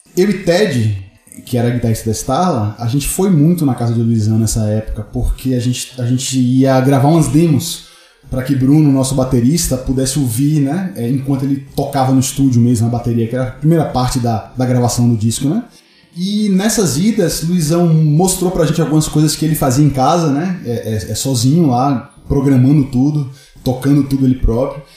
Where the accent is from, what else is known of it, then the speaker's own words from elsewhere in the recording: Salvador, Bahia, Brazil; now in São Paulo, Brazil; Salvador é meu quintal, né? É onde eu cresci no rock lá